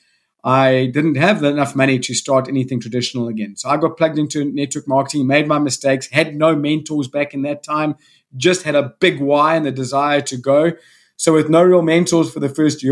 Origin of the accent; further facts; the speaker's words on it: South Africa; also born or lived in Salt Rock, KwaZulu-Natal; I come from South Africa. I live in a small coastal town north of Durban on the east coast of South Africa called Salt Rock.